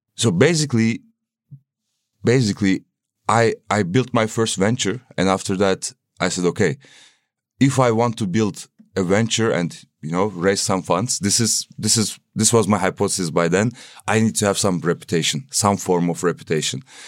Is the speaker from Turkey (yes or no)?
yes; Istanbul, Turkey; moved away as an adult; now in Berlin, Germany; I'm coming from Turkey, Istanbul